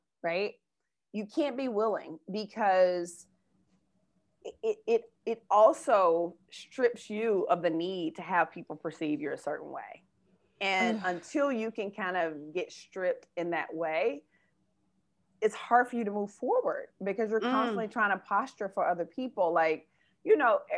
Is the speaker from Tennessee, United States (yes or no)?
yes; Memphis, Tennessee, United States; moved away as an adult; also born or lived in Atlanta / New York; I'm from Memphis. I moved to Atlanta